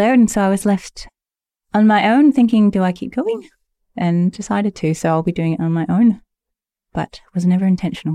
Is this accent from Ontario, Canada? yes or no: yes; Stouffville, Ontario, Canada; I grew up in Stovall, Ontario